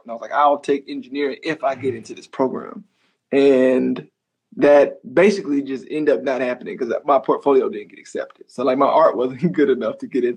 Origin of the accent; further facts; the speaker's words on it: Tuskegee and Montgomery, Alabama, United States; moved away; I was kind of raised in Tuskegee and Montgomery, you know. First Tuskegee, then Montgomery